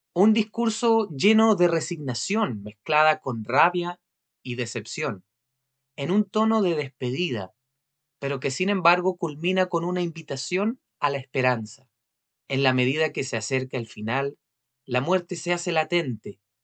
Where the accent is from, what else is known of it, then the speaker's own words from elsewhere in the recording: Chile; como chilenos